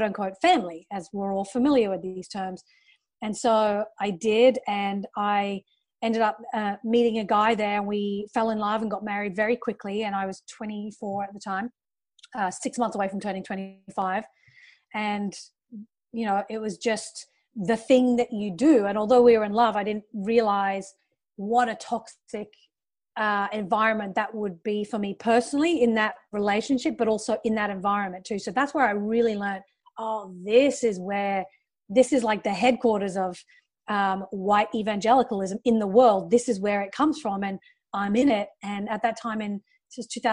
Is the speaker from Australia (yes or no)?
yes; Australia; moved away as an adult; also born or lived in United Kingdom; now in Los Angeles, United States; I was growing up in Australia